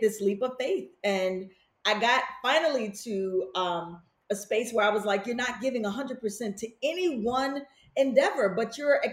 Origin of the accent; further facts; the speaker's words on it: Chicago, Illinois, United States; moved away; also born or lived in New York City; growing up in Chicago, it's a very kind of pragmatic spirit